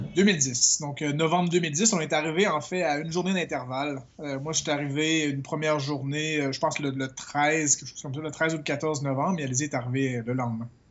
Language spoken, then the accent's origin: French; Quebec, Canada; moved away as an adult; je suis québécois